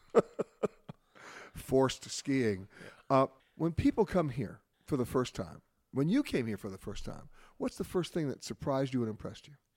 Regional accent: New York, United States; When I was growing up in New York

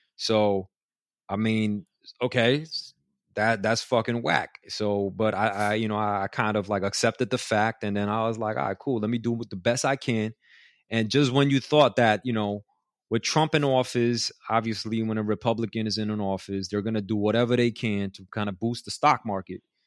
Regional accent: New York City, New York, United States; I grew up in Elmhurst in Queens

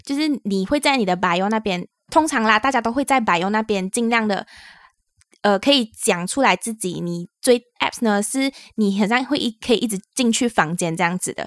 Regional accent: Malaysia; now in Taiwan; 我们是两位来自 Malaysia，目前在台湾工作的台湾社畜

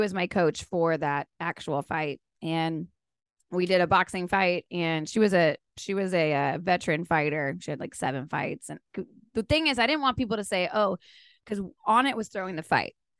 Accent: South Texas, United States; now in Nashville, United States; I'm from South Texas, born and raised, grew up hunting and fishing.

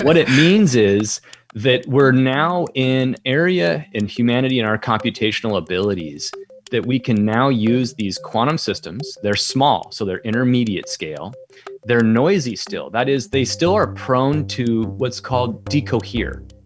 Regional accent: Colorado, United States; I grew up in Colorado

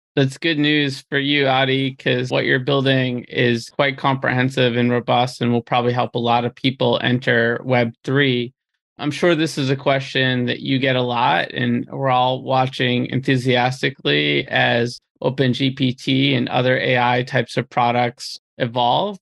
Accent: Peabody, Massachusetts, United States; about 30 minutes north of Boston

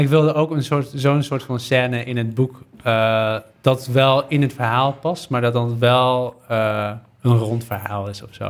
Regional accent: Netherlands; Ik ben opgegroeid in Nederland.

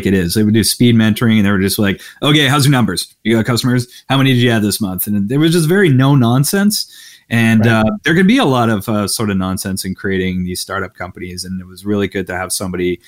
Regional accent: Canada; I'm Canadian

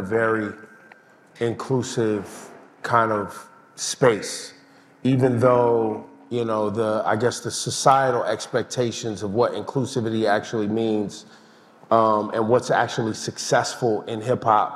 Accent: Oakland and Sacramento, Northern California, United States; also born or lived in Berkeley, California; I was born in Berkeley, raised in Oakland and Sacramento.

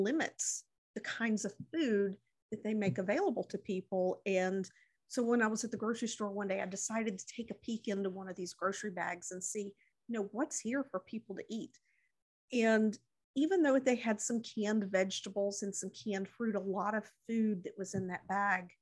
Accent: Mississippi, United States; in my hometown

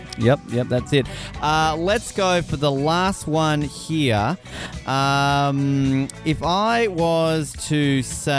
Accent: Australia; now in Canada; As an Australian

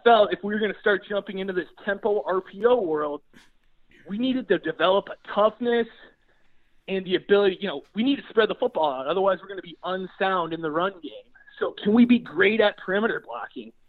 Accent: Green Bay, Wisconsin, United States; I was born and raised in Green Bay, Wisconsin

